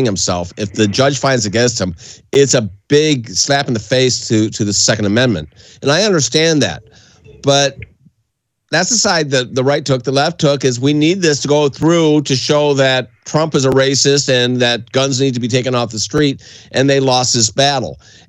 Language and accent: English; across the Detroit River, Ontario, Canada; now in United States; I grew up in Canada